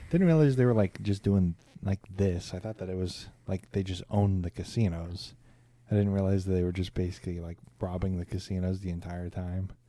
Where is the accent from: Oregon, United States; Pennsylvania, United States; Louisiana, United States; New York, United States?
New York, United States; because I'm from New York and I'm above